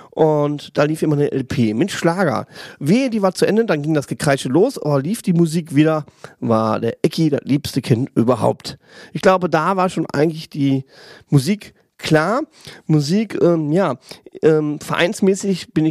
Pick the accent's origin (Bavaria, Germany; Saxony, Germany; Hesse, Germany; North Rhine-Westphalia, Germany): North Rhine-Westphalia, Germany; Kamp-Lintfort; born there; bin geboren im Ruhrgebiet, in der schönen Stadt Kamp-Lindfort. Ich komme aus einer richtigen Bergarbeiterfamilie.